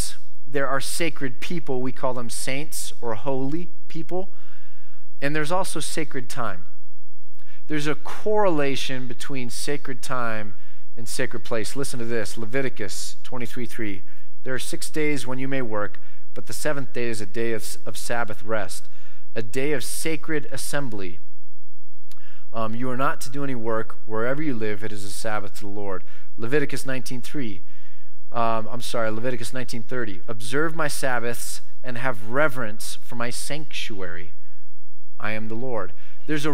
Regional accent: United States; I am an American

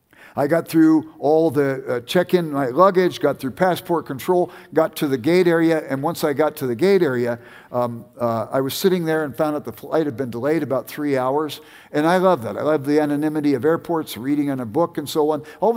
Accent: California, United States; now in Bend, United States; No, I grew up in Southern California, but don't like to admit it around here.

